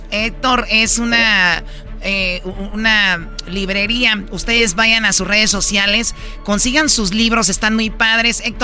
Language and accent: Spanish; Monterrey, Nuevo León, Mexico; yo soy de Monterrey, le puedo llevar una buena carne.